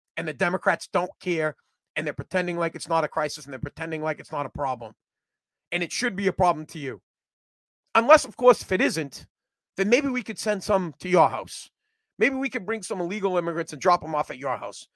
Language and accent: English; United States; I'm from the United States of America and I speak American